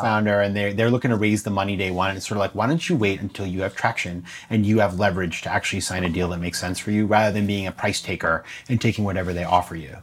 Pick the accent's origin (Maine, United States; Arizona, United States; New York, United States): Maine, United States; my hometown of Maine